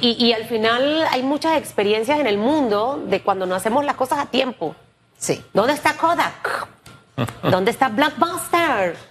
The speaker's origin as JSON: {"language": "Spanish", "country": "Panama", "said": "somos panameños"}